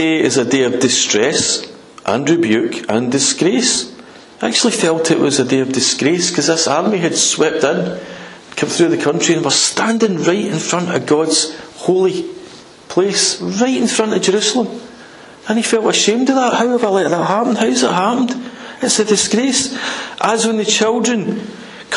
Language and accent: English; United Kingdom; We're British